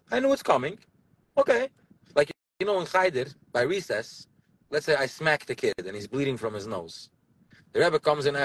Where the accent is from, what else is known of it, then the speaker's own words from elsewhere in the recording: Borough Park, New York, United States; i saw it when i was young i grew up in Borough Park over here, a boy doesn't talk to a girl, and a girl doesn't talk to a boy.